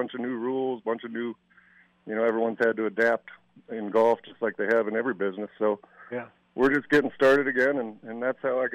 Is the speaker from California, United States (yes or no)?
no; Colorado, United States; I'm born and raised in Colorado